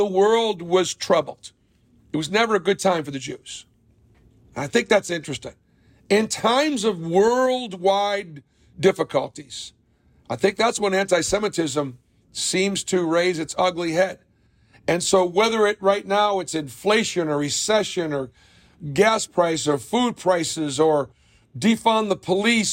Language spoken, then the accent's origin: English; Boston, Massachusetts, United States; now in Auburn, United States; growing up in Boston, again, in the 60s and the early 70s